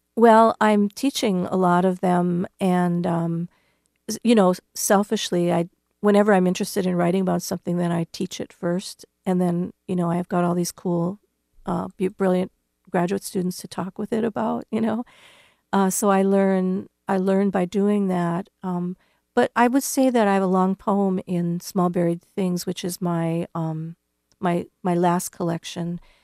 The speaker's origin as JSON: {"language": "English", "region": "North Dakota", "country": "United States", "tie": "born or raised there", "moved": "yes", "lives_now": "Iowa, United States", "said": "my home state of North Dakota"}